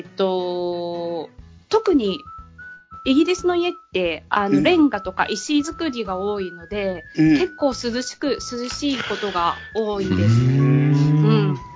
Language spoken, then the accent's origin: Japanese; Tokyo, Japan; moved away as an adult; now in United Kingdom; 日本は東京生まれで、うん、えっ、ー、と、チャイさんの地元に近い東京 出身で